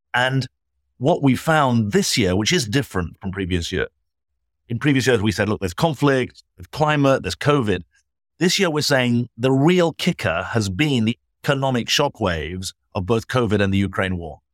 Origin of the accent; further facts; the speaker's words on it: United Kingdom; now in United States; as a Brit living in America